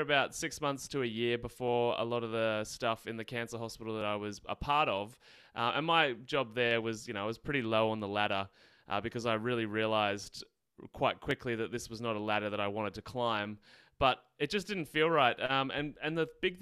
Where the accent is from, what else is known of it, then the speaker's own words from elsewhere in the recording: Australia; accent: Australian; So I'm in Australia, obviously can tell by my accent. I grew up in the countryside